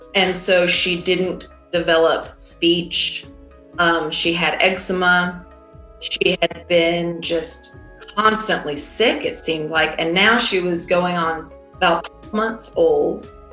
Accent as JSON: {"language": "English", "town": "Decatur", "region": "Georgia", "country": "United States", "tie": "born or raised there", "also_born_or_lived": "Mississippi", "moved": "yes", "said": "I actually grew up right outside of Atlanta, Georgia, um, in a place called Decatur"}